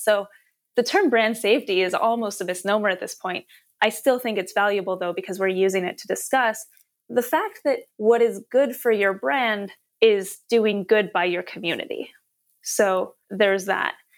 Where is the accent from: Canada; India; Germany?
Canada; I'm Canadian